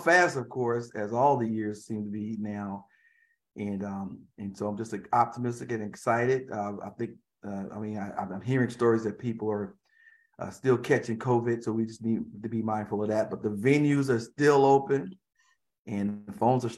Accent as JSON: {"language": "English", "town": "Raleigh", "region": "North Carolina", "country": "United States", "also_born_or_lived": "Scotland County, North Carolina", "said": "I'm from Raleigh. I like to say Raleigh, Durham, North Carolina"}